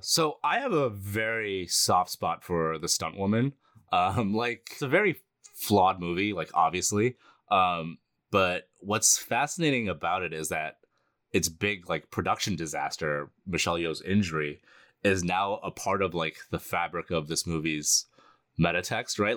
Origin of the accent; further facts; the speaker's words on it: United States; I was born in the United States